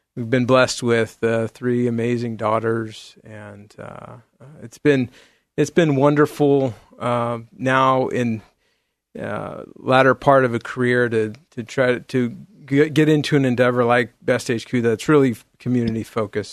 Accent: San Jose, California, United States; now in Beaverton, United States; I grew up in the Bay Area, in, in San Jose, California

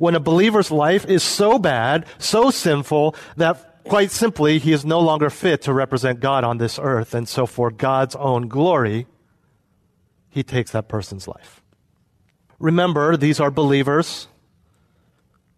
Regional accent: United States; also born or lived in Europe; I was living as an American expatriate in Europe

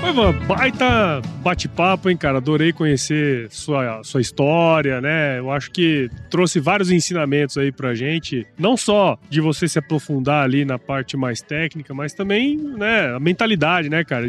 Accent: Mato Grosso, Brazil; eu sou de Mato Grosso, né? Moro em Mato Grosso

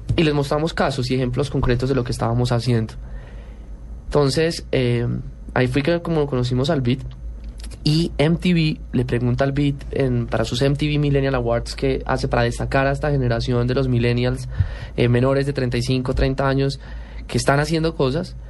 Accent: Colombia; somos los únicos colombianos

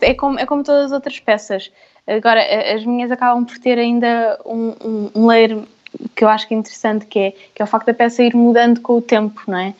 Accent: Vila Franca de Xira, Lisbon, Portugal; nasci em Vila Franca e na minha família somos muitas mulheres

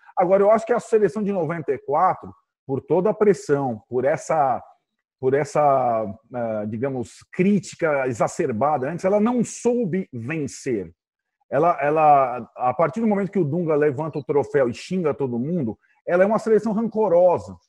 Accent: São Paulo, Brazil; mesmo sendo paulista

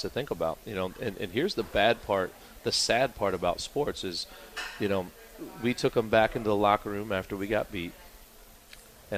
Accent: Jimtown, Indiana, United States; I'm from Jimtown, where everything was celebrated together as a community

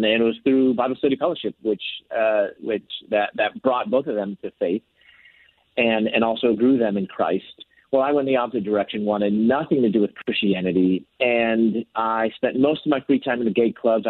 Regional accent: Chicago, Illinois, United States; moved away as an adult; also born or lived in Louisville, Kentucky; I'm from Chicago. I moved to Louisville, Kentucky, where I was entering graduate school

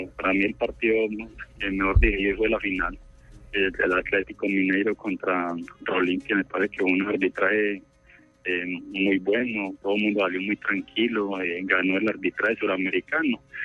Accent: Remedios, Antioquia, Colombia; mi pueblo en Remedios

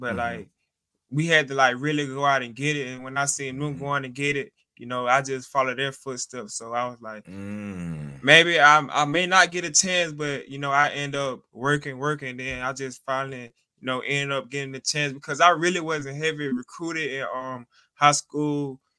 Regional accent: Montgomery, Alabama, United States; in Alabama. Yes, sir.

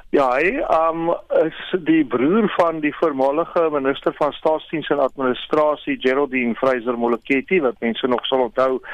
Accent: South Africa; ek as 'n Suid-Afrikaner wat belasting betaal

